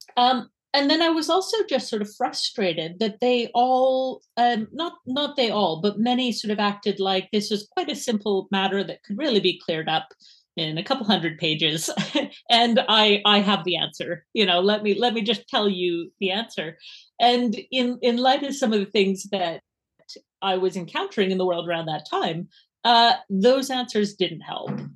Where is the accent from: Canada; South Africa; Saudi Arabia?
Canada; Edmonton, Alberta; accent: Canadian; now in Edinburgh, United Kingdom; my accent is unfortunately not Scottish, wish it was, but it is Canadian. So I'm from Edmonton